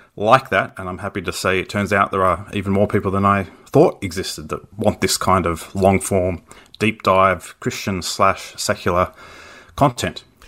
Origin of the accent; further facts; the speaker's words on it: Australia; as an Australian